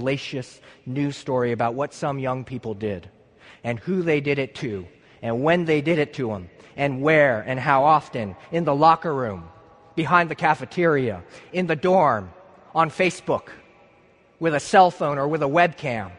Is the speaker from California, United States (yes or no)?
yes; San Luis Obispo, California, United States; moved away; I'm from San Luis Obispo, California, and I'm here studying cello performance